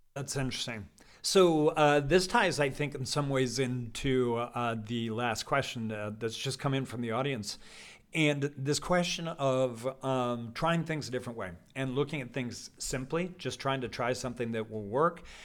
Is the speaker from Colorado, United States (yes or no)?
yes; Colorado, United States; I come from, I grew up in Colorado